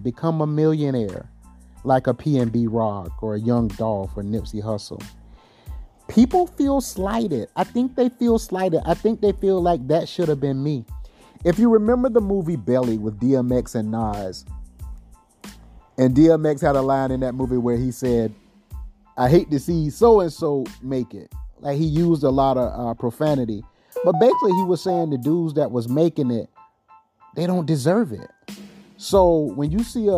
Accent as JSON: {"language": "English", "town": "Timminsville", "region": "South Carolina", "country": "United States", "tie": "born or raised there", "also_born_or_lived": "Florence, South Carolina", "said": "I was born in a small town called Timminsville, population 10. And I went to Timminsville High School"}